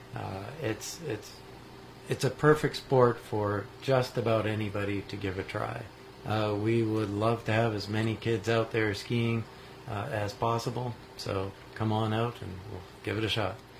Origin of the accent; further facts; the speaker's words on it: New Hampshire, United States; moved away as an adult; now in Marquette, United States; I grew up in New Hampshire